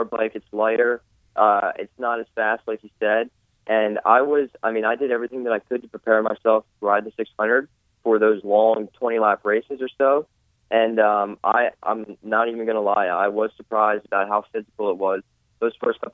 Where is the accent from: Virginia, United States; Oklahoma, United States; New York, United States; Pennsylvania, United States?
Pennsylvania, United States; I'm from Pennsylvania.